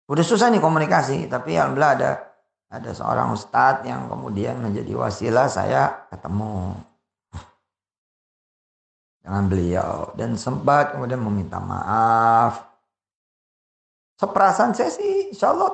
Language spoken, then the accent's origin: Indonesian; Jakarta, Indonesia; saya orang Betawi kulturnya kultur orang Betawi walaupun separuh saya Jawa, ayah saya Jawa, tapi saya dibesarkan, dilahirkan dus gede di Betawi.